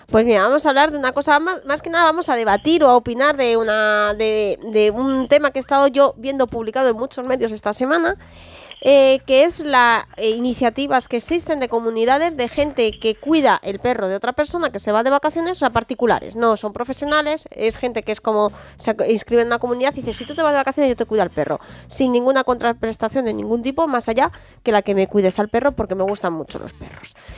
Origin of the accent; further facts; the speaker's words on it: Spain; como española